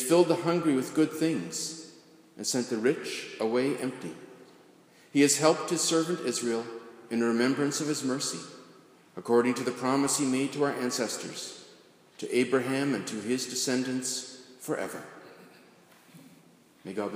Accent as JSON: {"language": "English", "town": "Carleton Place", "region": "Ontario", "country": "Canada", "tie": "born or raised there", "said": "growing up in Carleton Place"}